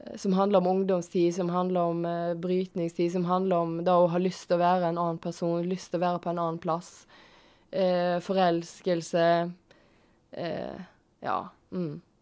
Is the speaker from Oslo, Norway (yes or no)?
no; Tysnes, Vestland, Norway; Jeg er fra Tysnes.